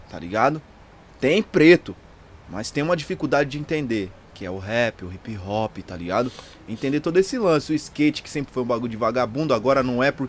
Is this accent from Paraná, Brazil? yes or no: yes; Curitiba, Paraná, Brazil; born there; now in São Paulo, Brazil; Nasci em Curitiba, mano. Minha família toda é de lá, tá só eu pra cá